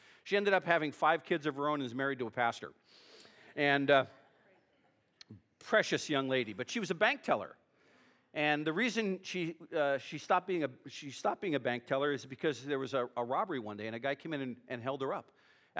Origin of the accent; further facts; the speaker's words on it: California, United States; It's not because I'm from California.